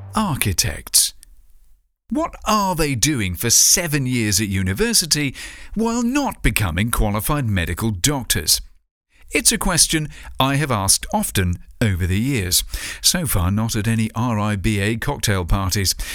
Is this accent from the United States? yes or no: no; United Kingdom; in my home country, the land-addicted U K.